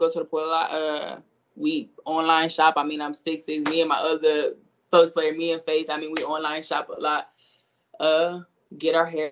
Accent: Indiana, United States; moved away as an adult; now in Florida, United States; that's where I'm from. I mean, 765, that's where I'm from.

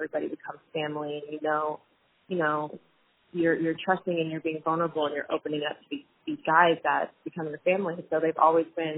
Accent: Grapevine, Texas, United States; I'm from Dallas, Fort Worth area. And she knew exactly where I was from, Grapevine specifically

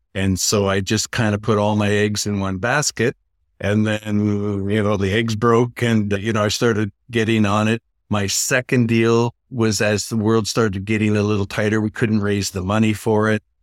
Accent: Niagara Falls, Ontario, Canada; moved away; also born or lived in New York / Los Angeles; I'm originally from Niagara Falls, Canada

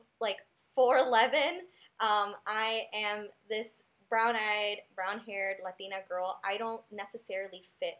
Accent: Chicago, Illinois, United States; my neighborhood growing up in Humboldt Park

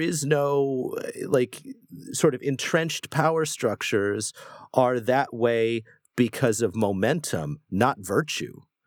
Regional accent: United States; I am an American, we live in America

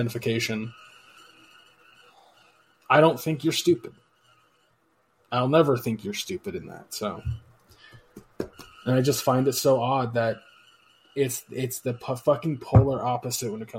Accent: United States

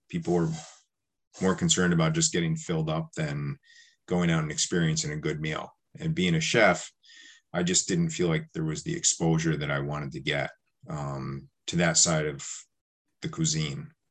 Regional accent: New York, United States; now in Milton, United States; growing up in New York, I used to go to New York City a little bit here and there

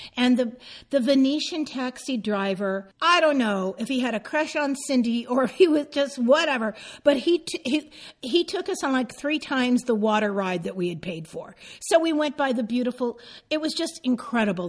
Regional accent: San Francisco, California, United States; also born or lived in Marin County, California; I grew up in San Francisco.

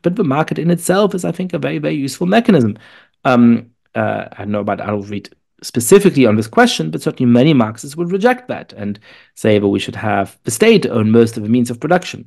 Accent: Germany; now in United States; I am shaped, uh, uh, by growing up in Germany and by being Jewish

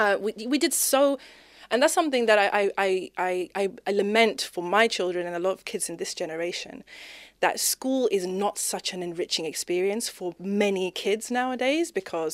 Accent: Zimbabwe; So anyway, growing up in Zimbabwe, you know, did the whole school thing, was, you know, head girl of my school.

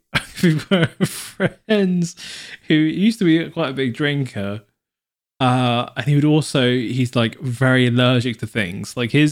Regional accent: Devon, South West England, United Kingdom; as I'm from Devon

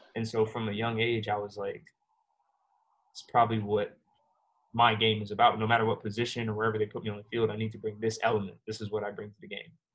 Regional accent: New York City, New York, United States; moved away; also born or lived in Virginia / Jamaica (ancestry); I was uh, born in Queens, New York, and uh, my family from uh, Jamaican descent

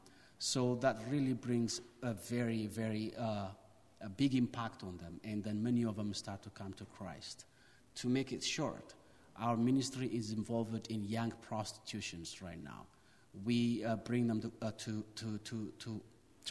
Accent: Ethiopia; from Ethiopia

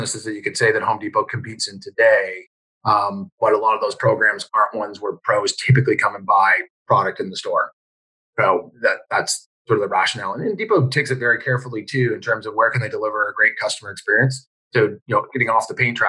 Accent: Canada; I was from Canada

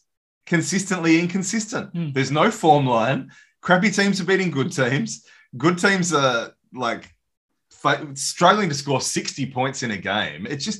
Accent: Perth, Western Australia, Australia; We are from Perth.

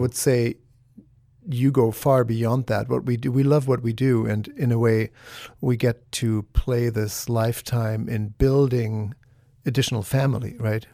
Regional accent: Germany; now in United States; I'm from Germany

